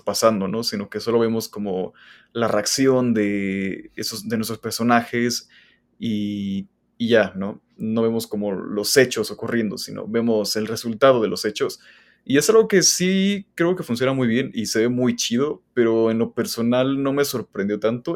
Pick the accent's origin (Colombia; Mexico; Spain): Mexico; Soy mexicano